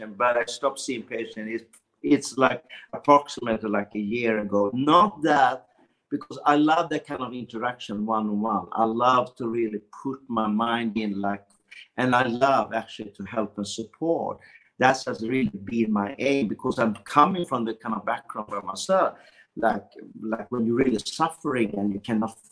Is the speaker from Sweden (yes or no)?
yes; Sweden; I was born in Sweden